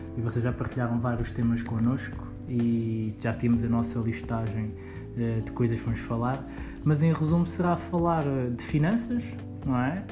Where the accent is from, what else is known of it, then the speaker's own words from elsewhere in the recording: Lisbon, Portugal; eu nasci em Lisboa, um, tive quase toda a minha vida aqui em Lisboa